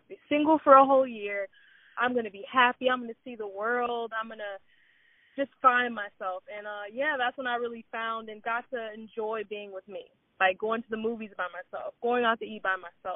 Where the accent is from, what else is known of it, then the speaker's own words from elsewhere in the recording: Cleveland, Ohio, United States; I'm originally from Cleveland, Ohio